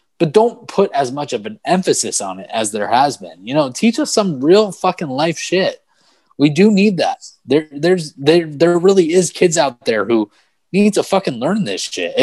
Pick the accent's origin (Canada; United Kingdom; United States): United States; Manalapan, New Jersey; also born or lived in Brooklyn, New York; I grew up in Manalapan, New Jersey, after moving here from Brooklyn